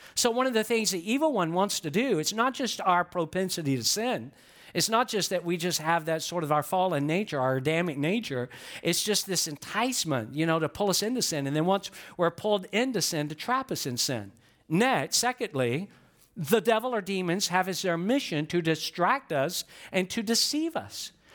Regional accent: Georgia, United States; I'm from Georgia

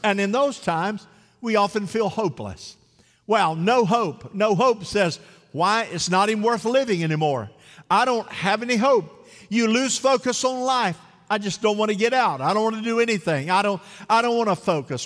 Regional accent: Central Florida, United States; The mousetrap

